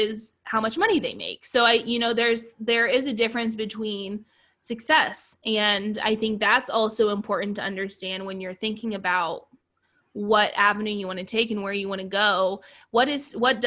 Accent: Ohio, United States; moved away as an adult; also born or lived in Hawaii; I did my first 2 years in Ohio, which is where I'm from. I'm originally from Ohio

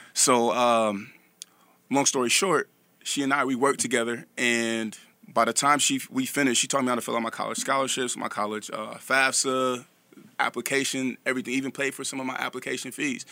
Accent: Vallejo, California, United States; I'm from Vallejo, California

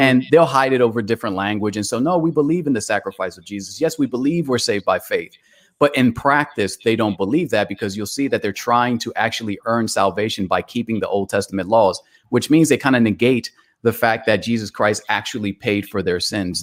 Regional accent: New York City, New York, United States; now in Atlanta, United States; I was born in Bronx, New York. I currently reside in Atlanta

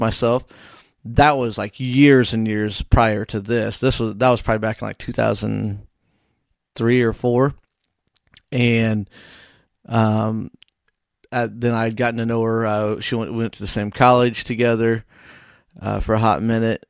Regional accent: Whitehall, Illinois, United States; my hometown of Whitehall

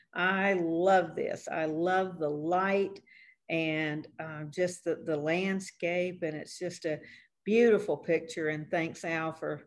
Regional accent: Blue Ridge Mountains, United States; now in Kansas, United States; where I grew up in the Blue Ridge Mountains.

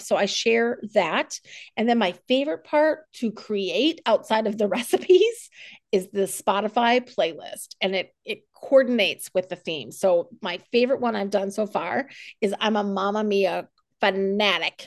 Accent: South Dakota, United States; born or raised there; also born or lived in New England; now in Fredericksburg, United States

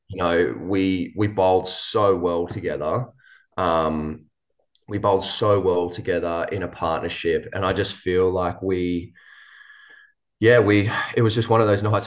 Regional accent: New South Wales, Australia; moved away; I grew up in New South Wales

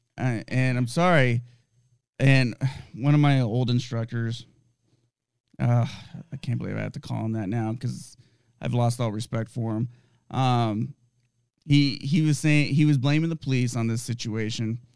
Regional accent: United States; I'm a American citizen

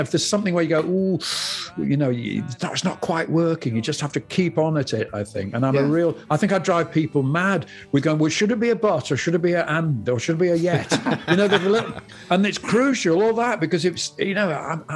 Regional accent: Yorkshire and the Humber, United Kingdom; I'm from Yorkshire

